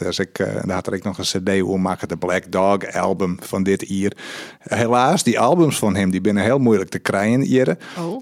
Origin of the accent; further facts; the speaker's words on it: Netherlands; en dan kom ik uit Husterveen